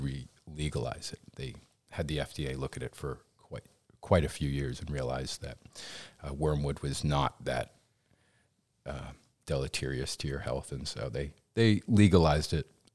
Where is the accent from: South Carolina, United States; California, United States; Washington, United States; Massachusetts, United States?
Massachusetts, United States; Danvers; moved away as an adult; also born or lived in Los Angeles; I technically gr-, grew up in Danvers